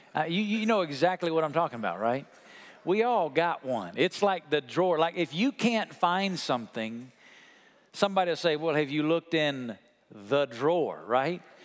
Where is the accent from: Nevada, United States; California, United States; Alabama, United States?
Alabama, United States; where I come from in Alabama